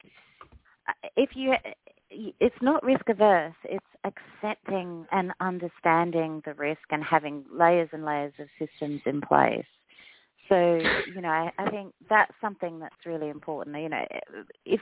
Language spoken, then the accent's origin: English; Australia; now in United States; I'm an Australian